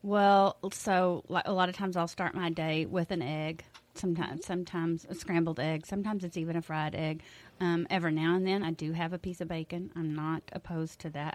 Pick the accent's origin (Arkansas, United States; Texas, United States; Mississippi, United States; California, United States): Texas, United States; Mason; I've lived in Mason all my life